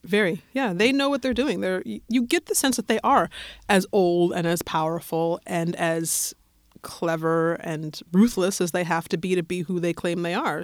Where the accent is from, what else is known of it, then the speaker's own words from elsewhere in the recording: Colorado, United States; I'm from Colorado